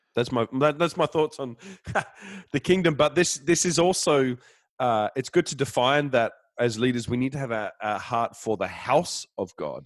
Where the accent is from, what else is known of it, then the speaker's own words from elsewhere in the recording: Denmark; I'm from Denmark